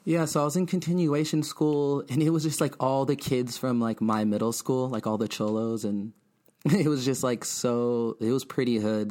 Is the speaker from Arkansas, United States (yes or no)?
no; Bloomington, California, United States; also born or lived in Montclair, California / Ontario, California / Fontana, California / Los Angeles, California; I'm from the Inland Empire. I'm twenty-nine years old. Yeah, Bloomington, Rialto, to be exact.